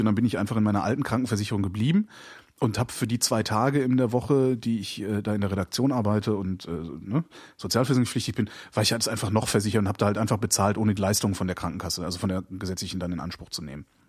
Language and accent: German; Germany